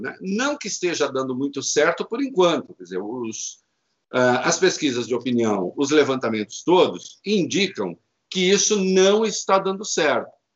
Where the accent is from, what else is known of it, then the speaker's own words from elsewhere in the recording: Brazil; moved away; como se diz na minha terra, lá em Dois Corvos, no interior